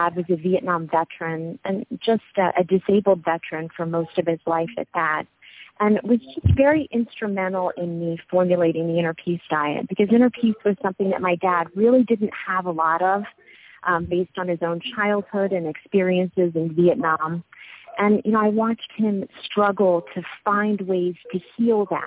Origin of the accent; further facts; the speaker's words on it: Abington, Pennsylvania, United States; I was born in Abington, Pennsylvania, which is right outside of Philadelphia